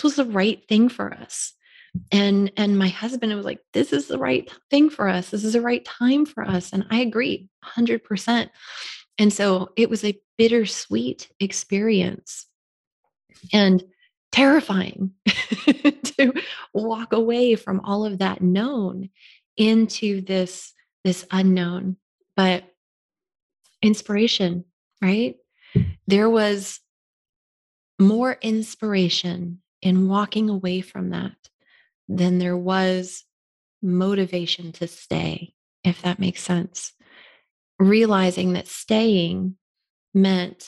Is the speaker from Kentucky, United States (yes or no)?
no; Florida, United States; moved away as an adult; growing up in Florida